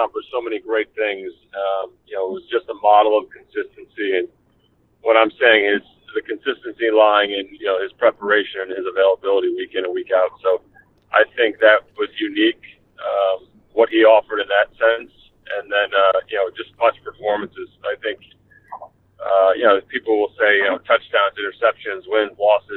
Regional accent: Pennsylvania, United States; my hometown in Pennsylvania

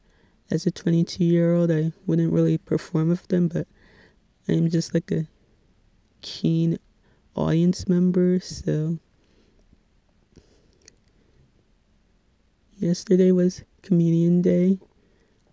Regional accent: Little Ferry, New Jersey, United States; I am from Little Ferry, New Jersey, which, if you're not familiar with, it is in Bergen County

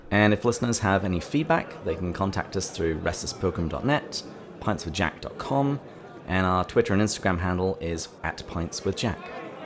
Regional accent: United Kingdom; as British children.

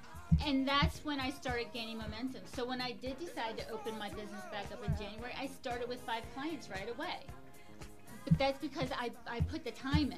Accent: Baltimore, Maryland, United States; moved away as an adult; also born or lived in Front Range, Colorado; now in Colorado, United States; So I'm from Baltimore. Baltimore is a little bit rowdier people. They're not as nice and friendly.

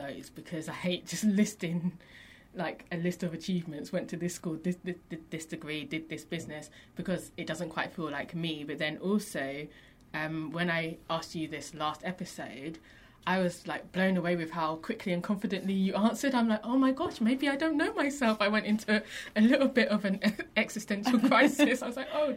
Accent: London, United Kingdom; London, growing up in London, is a very unique experience

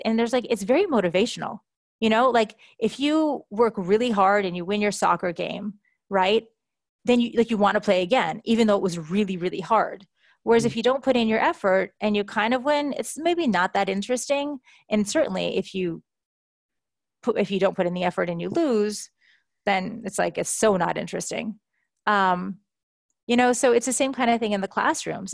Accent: New York City, New York, United States; moved away as an adult; also born or lived in Hong Kong / Shanghai / Tokyo / Palo Alto; moved back to my hometown, New York City, just last summer

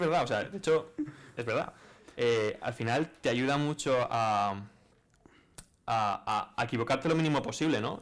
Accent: Valencia, Valencian Community, Spain; also born or lived in Rotterdam; yo soy de aquí de Valencia

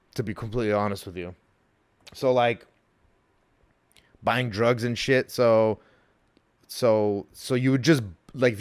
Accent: Montebello, California, United States; I grew up in Montebello with 90% Hispanic overall.

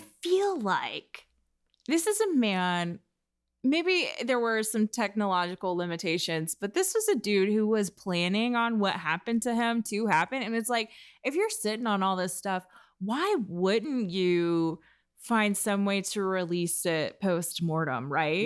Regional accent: United States; as an American

